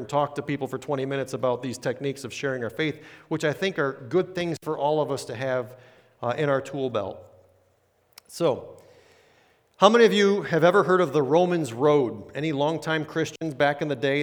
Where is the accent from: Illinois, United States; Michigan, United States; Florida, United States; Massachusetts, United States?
Illinois, United States; moved away; also born or lived in Chesapeake, Virginia; I'm this guy from Illinois